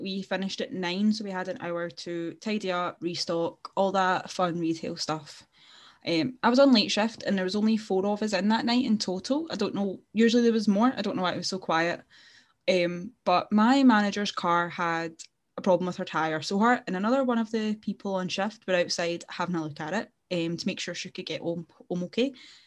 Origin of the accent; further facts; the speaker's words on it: Glasgow, Scotland, United Kingdom; if you can't tell from our very strong accents, we are indeed from Glasgow.